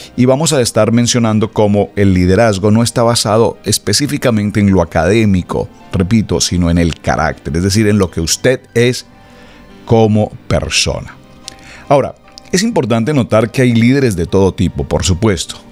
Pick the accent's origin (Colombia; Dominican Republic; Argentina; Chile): Colombia; moved away; mi país natal, Colombia